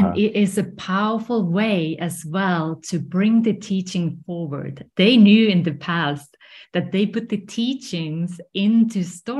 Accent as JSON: {"language": "English", "country": "Finland", "tie": "born or raised there", "moved": "yes", "said": "I was growing up in Finland. So if you wondered where this accent is from, that's where I'm from."}